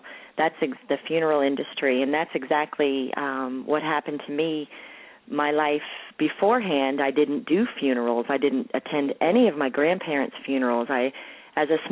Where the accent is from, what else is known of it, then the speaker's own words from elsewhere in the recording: Hialeah, Florida, United States; also born or lived in New York; now in Marietta, United States; In Miami, actually a town called Hialeah, not far from Miami